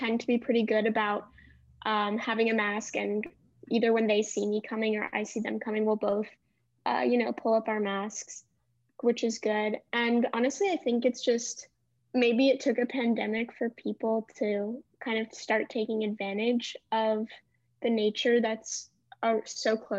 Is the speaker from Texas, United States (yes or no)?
no; Cleveland, Ohio, United States; moved away as an adult; now in Charlottesville, United States; I'm a second year. I'm from Cleveland, Ohio